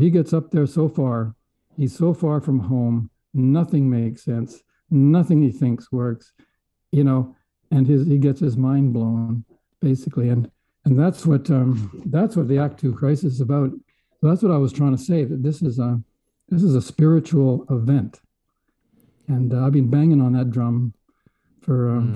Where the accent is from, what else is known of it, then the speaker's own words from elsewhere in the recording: Edmonton, Alberta, Canada; moved away; also born or lived in Vancouver; I was from Edmonton. I was a prairie boy.